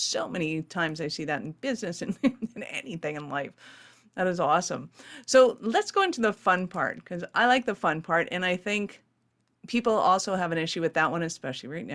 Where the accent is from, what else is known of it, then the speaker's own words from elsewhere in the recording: Canada; being Canadian